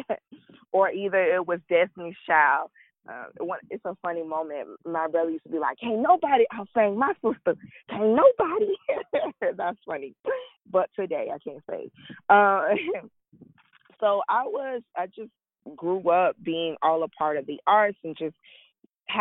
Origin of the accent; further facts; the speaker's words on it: Sanford, Florida, United States; I was born in Sanford, Florida. I'm a small town girl. I grew up at the Boys and Girls Club.